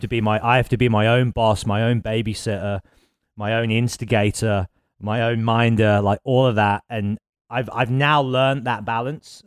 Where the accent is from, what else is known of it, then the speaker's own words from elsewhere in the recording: Birmingham, West Midlands, United Kingdom; Birmingham, and it was obviously my hometown